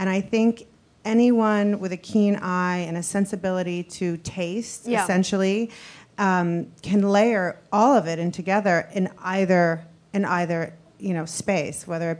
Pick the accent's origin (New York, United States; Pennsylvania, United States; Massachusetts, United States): New York, United States; I grew up in New York and in the art world with the Schnabels. And, you know, my mother was an artist, a painter, a sculptor.